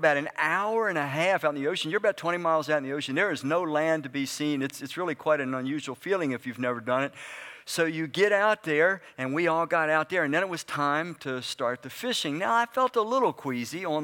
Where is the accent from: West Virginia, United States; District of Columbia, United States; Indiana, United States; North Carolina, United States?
District of Columbia, United States; Washington; moved away as an adult; also born or lived in Frederick, Maryland; now in Brunswick, United States; I grew up in Southeast Washington